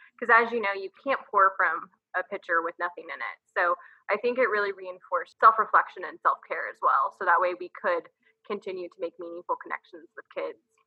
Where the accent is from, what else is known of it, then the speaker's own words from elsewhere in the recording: San Antonio, Texas, United States; moved away as an adult; now in Austin, United States; I am a native Texan. I'm from San Antonio.